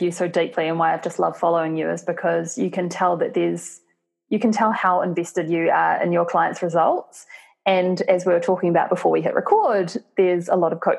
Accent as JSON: {"language": "English", "country": "New Zealand", "said": "I'm from New Zealand"}